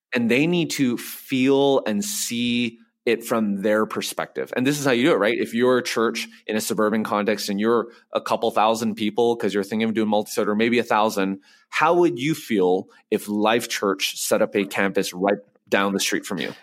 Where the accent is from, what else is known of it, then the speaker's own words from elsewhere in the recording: Vancouver, British Columbia, Canada; moved away as an adult; now in Nashville, United States; So I grew up in Vancouver